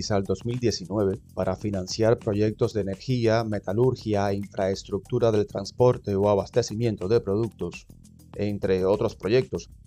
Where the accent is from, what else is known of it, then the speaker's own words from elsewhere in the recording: Cuba; soy de Cuba.